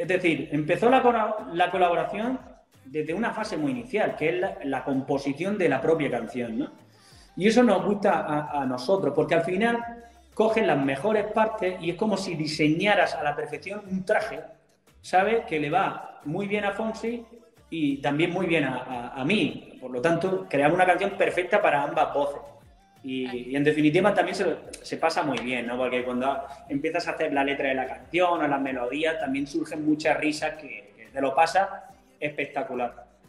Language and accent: Spanish; Macael, Andalusia, Spain; moved away; vuelvo a mi tierra, a Almería, ah, concretamente a Macael